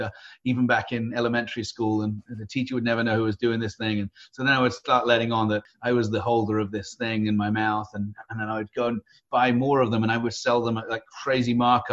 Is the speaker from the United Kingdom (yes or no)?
yes; United Kingdom; now in San Diego, United States; I grew up in the UK. So I'm a Brit by birth, American by choice